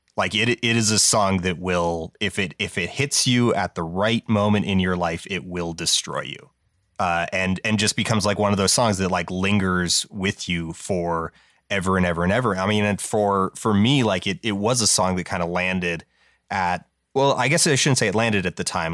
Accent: Calgary, Alberta, Canada; it reps my hometown. It's one of, like, two songs in the world that name drops Calgary, Alberta

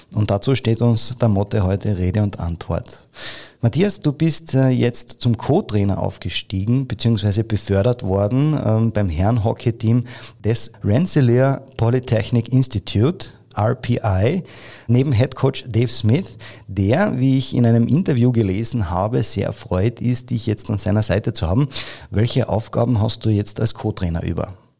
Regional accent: Carinthia, Austria; bei uns in Kärnten

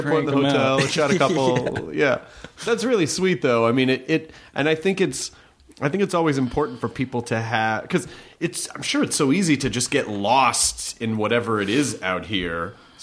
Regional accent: Memphis, Tennessee, United States; I'm from Memphis, so it was a larger city

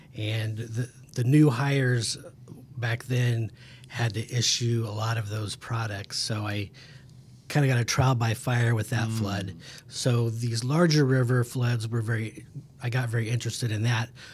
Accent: Emporia, Kansas, United States; I'm from Emporia, Kansas

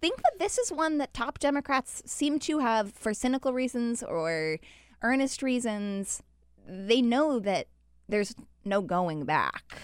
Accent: Utah, United States; moved away; I'm from Utah

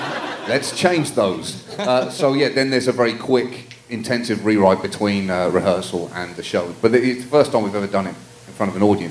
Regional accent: United Kingdom; That's right. I am professionally British.

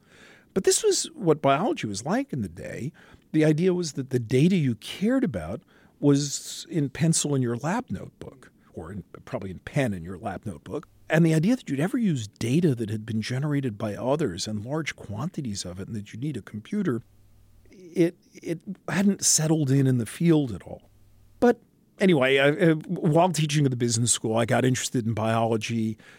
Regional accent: New York City, New York, United States; I'm a kid from Brooklyn, New York, born on Flatbush Avenue, went to high school in Manhattan at Stuyvesant High School

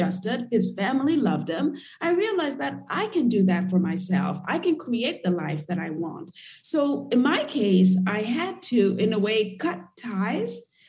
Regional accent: Nairobi, Kenya; moved away as an adult; So I grew up in Kenya and in Nairobi, as I mentioned earlier, and it's not a very open society.

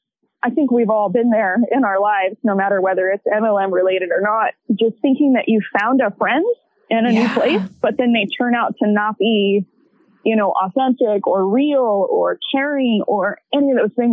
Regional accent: the South, United States; I'm from the South.

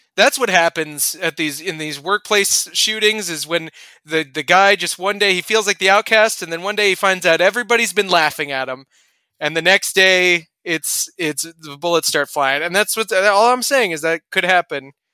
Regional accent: Kansas City, Missouri, United States; I'm from Kansas City

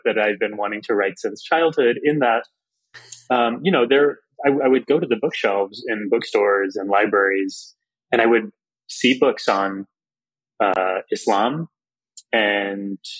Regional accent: South Texas, United States; growing up in Texas

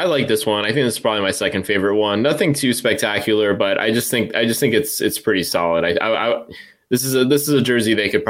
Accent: Orange, California, United States; moved away; also born or lived in Anaheim; growing up in Orange and around the stadium, you know, for most of my life before I moved up here

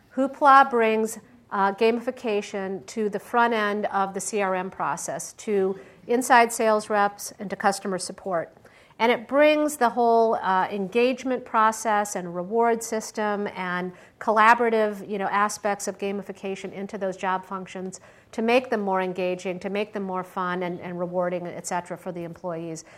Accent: Michigan, United States; also born or lived in Pittsburgh, Pennsylvania; now in Silicon Valley, United States; I grew up in Michigan

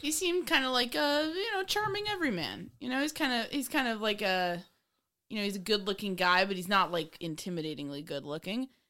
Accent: New York, United States; I grew up in New York

